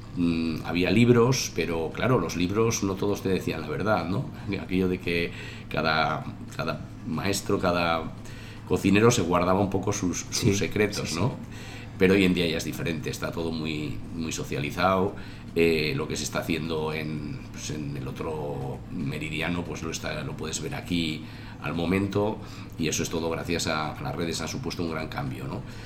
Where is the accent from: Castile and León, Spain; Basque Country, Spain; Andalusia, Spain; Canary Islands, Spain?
Basque Country, Spain; Tolosa; now in Navarre, Spain; yo soy nacido en Tolosa, mi madre es guipuzcoana, aunque mi padre era de, la ribera de Navarra